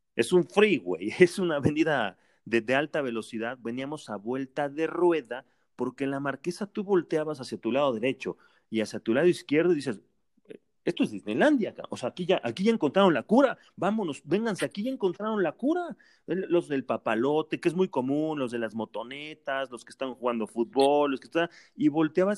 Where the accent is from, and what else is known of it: Mexico